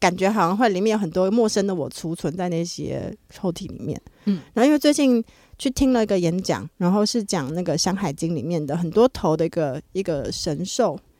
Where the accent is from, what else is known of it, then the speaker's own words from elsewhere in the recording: Hualien County, Taiwan; moved away; 现在回花莲对我来说是回家的感觉吗？